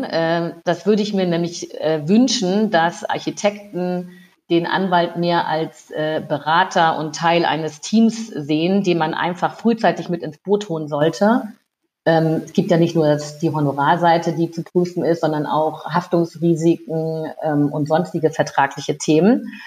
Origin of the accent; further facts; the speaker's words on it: Lower Saxony, Germany; now in Rhineland, Germany; Ich bin äh, ja aus dem aus Lüneburger Heide ins Rheinland äh, gekommen